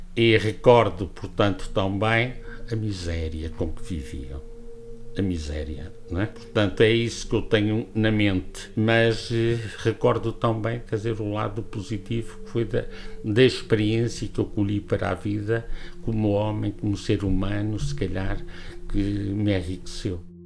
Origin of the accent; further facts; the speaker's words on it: Portugal; also born or lived in Porto; Eu sou oriundo de Santa Marta, estudei aqui, fui para o Porto